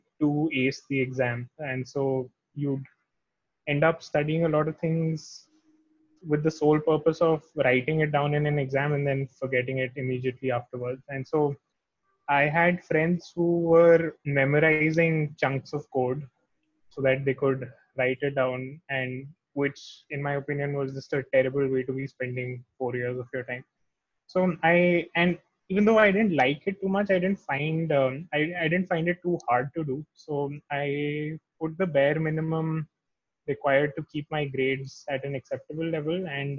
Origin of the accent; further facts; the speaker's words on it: New Delhi, Delhi, India; I am from New Delhi and I've lived here most of my life